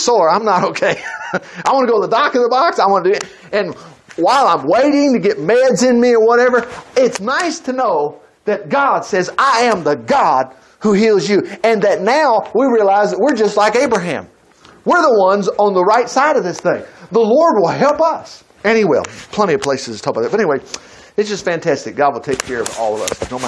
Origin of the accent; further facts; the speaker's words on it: Minnesota, United States; now in Huntsville, United States; I'm from Minnesota. I'm down here in Huntsville.